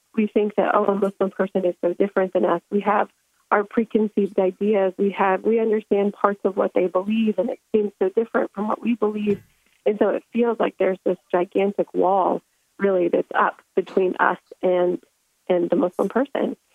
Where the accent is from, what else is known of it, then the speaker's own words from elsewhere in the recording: United States; moved away; I grew up in America